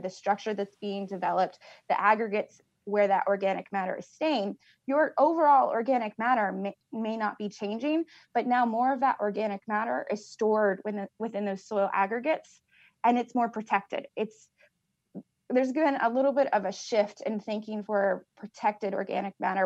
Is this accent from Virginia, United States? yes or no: no; Richland County, Southeast Illinois, United States; I am a originally from Southeast Illinois, uh, Richland County. I grew up on a farm